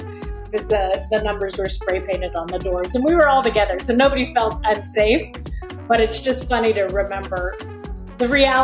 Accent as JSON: {"language": "English", "town": "Palo Alto", "region": "California", "country": "United States", "tie": "born or raised there", "also_born_or_lived": "Germany", "said": "I grew up in California."}